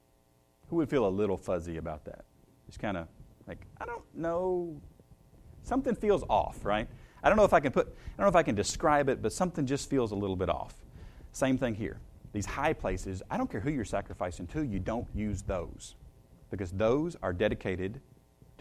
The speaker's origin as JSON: {"language": "English", "town": "Shelbyville", "region": "Tennessee", "country": "United States", "tie": "born or raised there", "said": "I grew up in Shelbyville"}